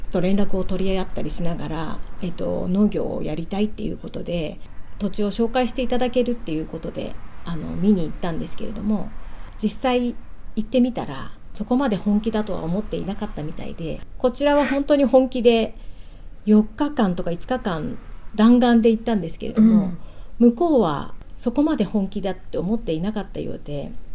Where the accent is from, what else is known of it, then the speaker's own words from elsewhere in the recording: Kanagawa, Japan; 私は神奈川県で生まれて今あの神奈川県県西部で主人と一緒にあの小さな農園をしております